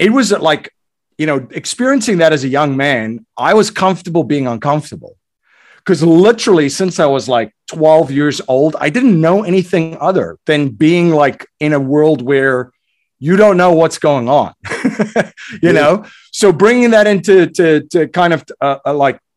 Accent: South Africa; moved away as an adult; I grew up in South Africa during a time that was extremely, extremely uncertain.

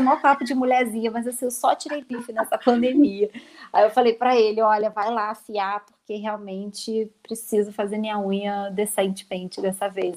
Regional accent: Rio de Janeiro, Brazil; accent: carioca; now in Cotia, Brazil; pelo meu sotaque, as pessoas já vão perceber que eu sou carioca só que eu moro atualmente em São Paulo, na verdade eu moro em Cotia

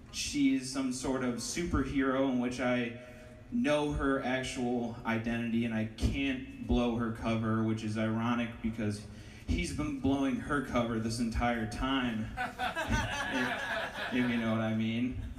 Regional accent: Ohio, United States; It's nice to meet you. I, I'm from Ohio.

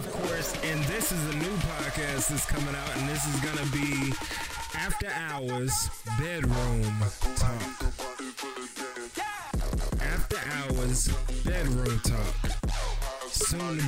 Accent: St. Louis, Missouri, United States; I'm from St. Louis

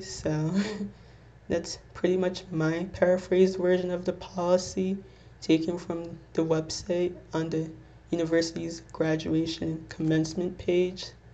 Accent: Little Ferry, New Jersey, United States; I'm 22, and I'm from Little Ferry, New Jersey

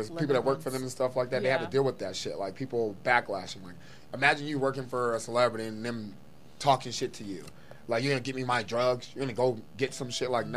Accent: East Coast, United States; I'm from the East Coast

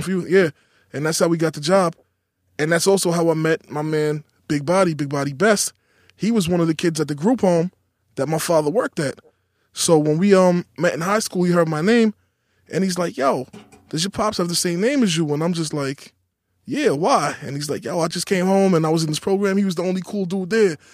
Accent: New York City, New York, United States; Growing up in Queens

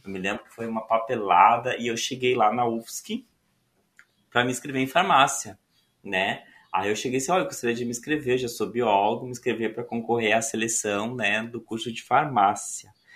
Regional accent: São Borja, Rio Grande do Sul, Brazil; moved away as an adult; also born or lived in Porto Alegre; now in Florianópolis, Brazil; eu sou gaúcho. Sou natural de Porto Alegre, mas eu sempre morei em São Borja.

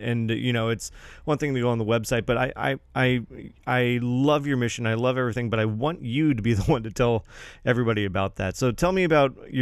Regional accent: Santa Barbara County, California, United States; now in San Luis Obispo County, United States; I was born in Santa Barbara County.

